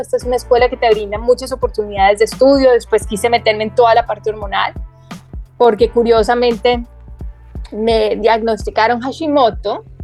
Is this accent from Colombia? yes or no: yes; Bogotá, Colombia; also born or lived in Medellín; yo me crié gran parte de mi infancia en Bogotá, a las afueras de Bogotá